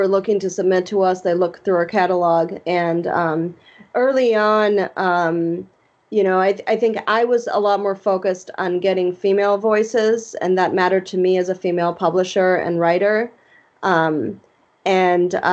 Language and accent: English; Mexico; moved away; I am Hispanic. I know I look white, but I grew up in Mexico. My dad's Mexican